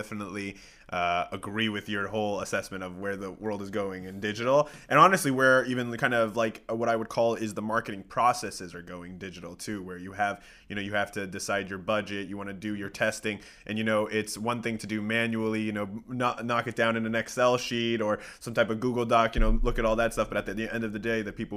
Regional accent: Colorado, United States; I'm from Colorado

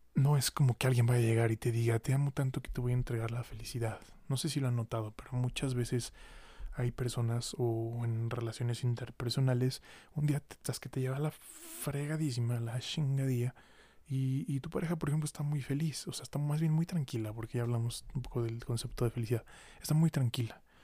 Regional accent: Mexico; como mexicanos seamos capaces

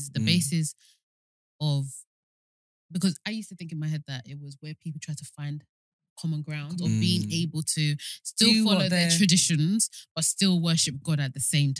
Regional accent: Nigeria; as a Nigerian

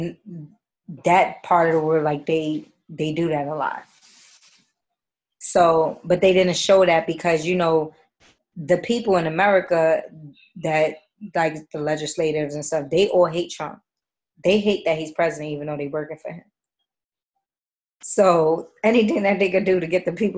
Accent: New York City, New York, United States; I'm from East Harlem.

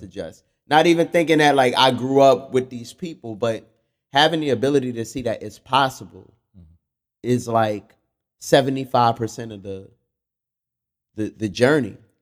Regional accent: New York City, New York, United States; I grew up in Fort Greene

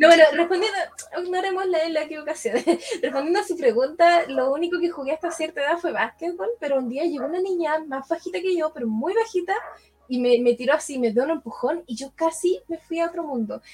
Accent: Lonquimay, Araucanía, Chile; now in Peñaflor, Chile; ahora estoy viviendo en Peñaflor, pero me crié en la ah. región de Araucanía, en Lonquimay.

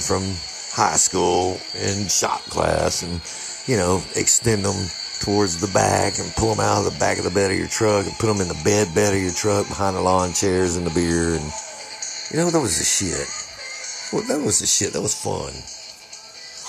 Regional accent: Tyler, Texas, United States; I'm from Tyler, Texas.

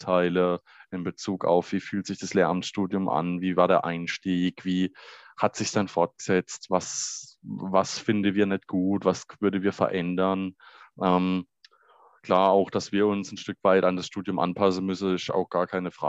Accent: Baden-Württemberg, Germany; wir sind ja beide aus Baden-Württemberg.

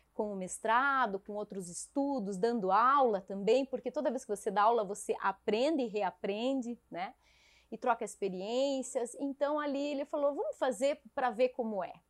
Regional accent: Caçador, Santa Catarina, Brazil; moved away as an adult; Eu saí de Caçador, minha terra natal, por amor para acompanhar meu marido

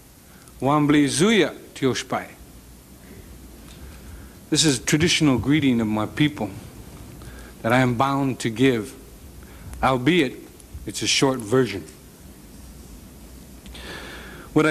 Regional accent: United States; we American Indians

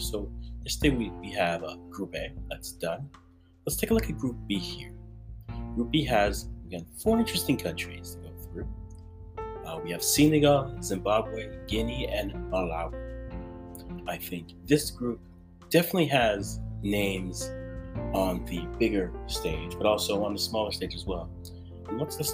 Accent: Ghana; I'm Ghanaian

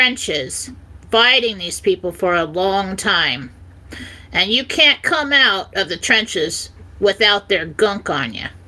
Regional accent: San Diego, California, United States; I grew up in San Diego

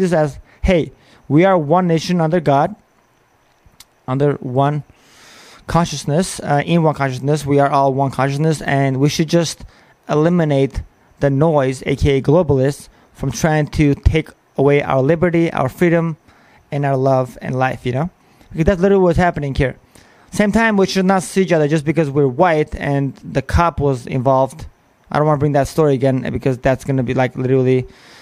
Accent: Armenia; now in United States; I am from Armenia

